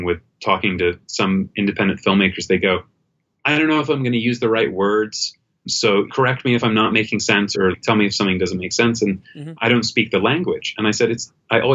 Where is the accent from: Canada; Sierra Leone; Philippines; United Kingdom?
United Kingdom; England; moved away; I was living in the UK. I grew up in England